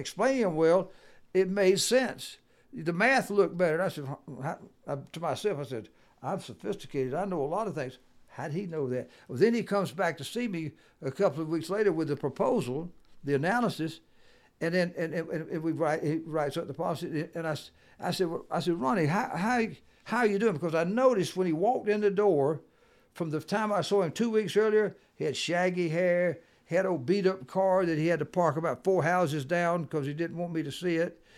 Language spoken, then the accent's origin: English; the South, United States; I'm from the South, and I can talk faster.